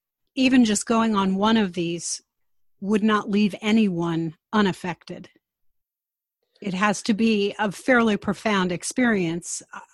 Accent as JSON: {"language": "English", "region": "New York", "country": "United States", "tie": "born or raised there", "said": "I'm a total Yankee, right? Born and raised in New York, and although I do have lineage in the backity back, I have lineage in the South. I think like a Yankee, okay?"}